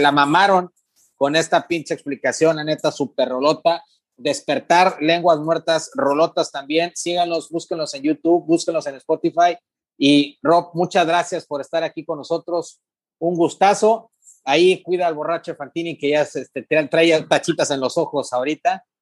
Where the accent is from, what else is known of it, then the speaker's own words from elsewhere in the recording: Ciudad Mante, Tamaulipas, Mexico; now in Tampico, Mexico; yo soy de Mante, pero vivo en Tapico